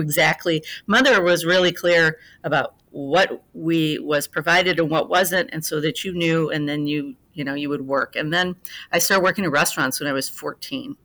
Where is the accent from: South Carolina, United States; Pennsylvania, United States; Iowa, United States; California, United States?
Iowa, United States; Fort Dodge; now in Chicago, United States; I grew up, uh, in a small town in Iowa, Fort Dodge